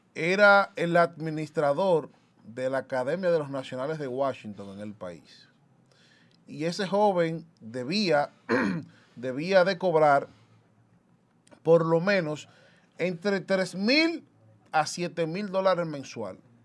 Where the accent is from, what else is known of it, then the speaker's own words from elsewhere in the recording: Dominican Republic; los dominicanos y dominicanas, en su gran mayoría, no tomamos, y me incluyo